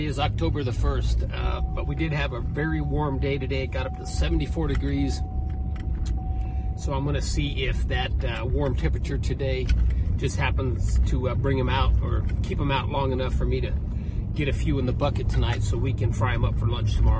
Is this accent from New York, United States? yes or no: no; Indianapolis, Indiana, United States; moved away; But I just happened to be back here in Indianapolis, here in my hometown, for a couple of days